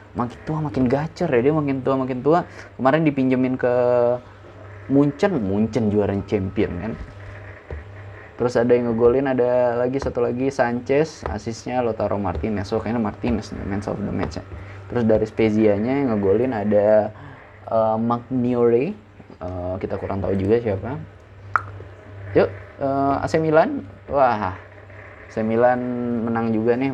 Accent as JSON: {"language": "Indonesian", "town": "Bekasi", "region": "West Java", "country": "Indonesia", "tie": "born or raised there", "accent": "Bekasi", "moved": "as an adult", "lives_now": "Padang, Indonesia", "said": "Gua tinggal di Bekasi dari gua S D, kelas satu. Kelas satu semester dua. Oke, hitungan dari kelas dua lah. Dari kelas dua sampai gua S M"}